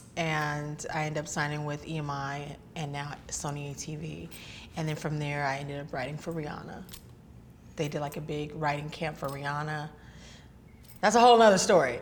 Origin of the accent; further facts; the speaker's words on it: Northern California, United States; I'm from California. I was born born and raised here in California.